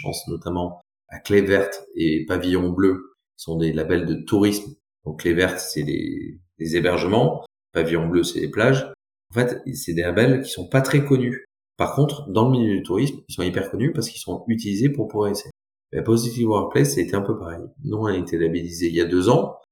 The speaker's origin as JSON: {"language": "French", "town": "Brive-la-Gaillarde", "region": "Nouvelle-Aquitaine", "country": "France", "tie": "born or raised there", "also_born_or_lived": "Bordeaux / Toulouse / Chile", "said": "je suis né à Brive-la-Gaillarde"}